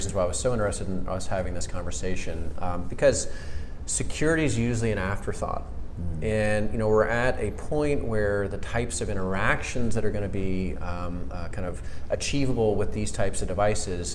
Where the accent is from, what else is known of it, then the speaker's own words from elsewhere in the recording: Atlanta, Georgia, United States; moved away as an adult; also born or lived in Maryland / Washington, D.C. area / West Coast; now in Atlanta, United States; I am an Atlanta native. So I grew up in Atlanta